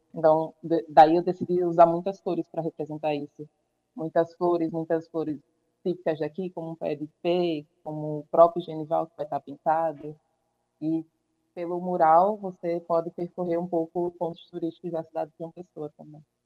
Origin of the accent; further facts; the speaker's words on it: Tapé, Paraíba, Brazil; also born or lived in João Pessoa; sou natural de Tapé, já vivi aqui por um tempo